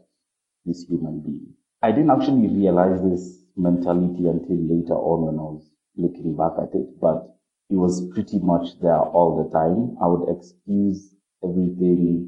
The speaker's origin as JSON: {"language": "English", "country": "Kenya", "said": "I'm from Kenya"}